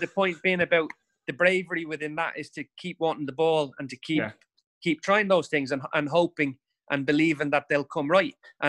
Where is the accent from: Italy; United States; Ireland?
Ireland; Dublin, Leinster; And that was growing up in Dublin.